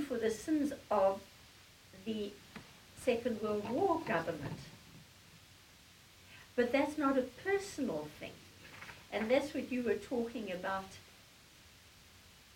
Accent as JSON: {"language": "English", "country": "South Africa", "tie": "born or raised there", "moved": "as an adult", "lives_now": "United States", "said": "I'm South African born. I lived all my life under the apartheid regime because I moved to America when apartheid still ran."}